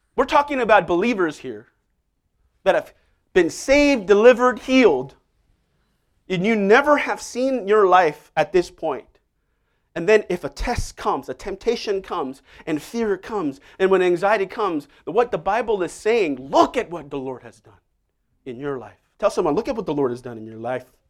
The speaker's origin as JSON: {"language": "English", "region": "Seoul", "country": "South Korea", "tie": "born or raised there", "moved": "yes", "said": "I remember even growing up in Seoul, if you got a answer wrong, you would get hit"}